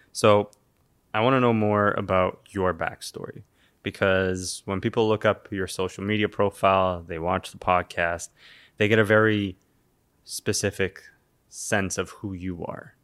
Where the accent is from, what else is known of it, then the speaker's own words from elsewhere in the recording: Toronto, Ontario, Canada; I'm from Toronto